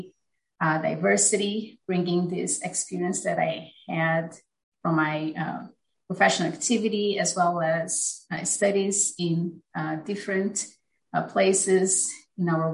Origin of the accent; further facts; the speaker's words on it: Brazil; moved away as an adult; also born or lived in United Kingdom; now in United States; I am originally from Brazil. I completed my bachelor's in business administration in Brazil